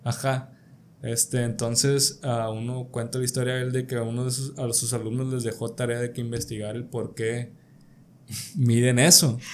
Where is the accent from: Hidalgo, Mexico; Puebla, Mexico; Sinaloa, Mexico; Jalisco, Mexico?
Sinaloa, Mexico; Culiacán; crecí alejado del tema aquí culichi de, de narcotráfico